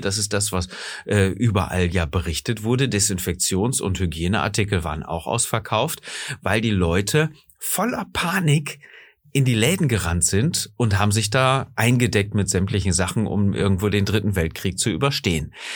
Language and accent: German; Germany; bei uns in Deutschland